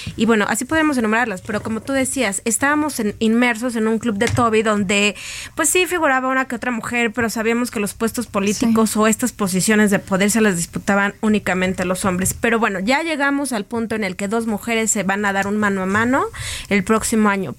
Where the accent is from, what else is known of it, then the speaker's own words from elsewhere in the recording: Mexico; como mujer, como ciudadana mexicana